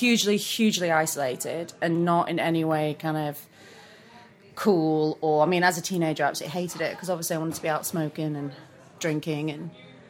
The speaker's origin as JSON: {"language": "English", "town": "Manchester", "region": "North West England", "country": "United Kingdom", "tie": "born or raised there", "also_born_or_lived": "Chester", "said": "I'm not from Preston. I'm from Manchester."}